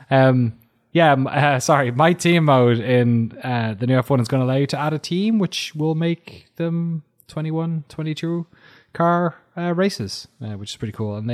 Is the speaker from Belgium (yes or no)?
yes; Belgium; also born or lived in Scotland; Um, although I am from Scotland, I was born and brought up in Belgium, where I was babysat as a child